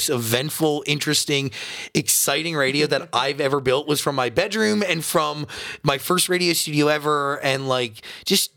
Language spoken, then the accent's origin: English; Wayne, New Jersey, United States; I'm from Wayne, New Jersey.